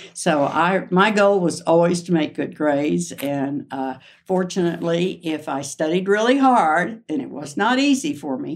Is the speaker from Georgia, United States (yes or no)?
no; Shawnee, Oklahoma, United States; moved away as an adult; also born or lived in Denver, Colorado; now in Leadville, United States; growing up in Shawnee